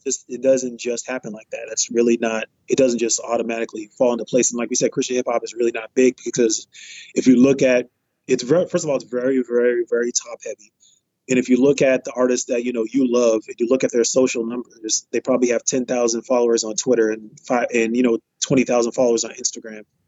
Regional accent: Boston, Massachusetts, United States; I'm from Boston, Massachusetts, greatest city, city of the champions.

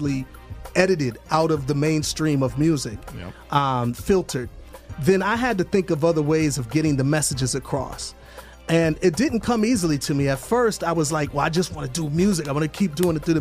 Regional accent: Milwaukee, Wisconsin, United States; moved away as an adult; now in Atlanta, United States; the high schools throughout my hometown of Milwaukee

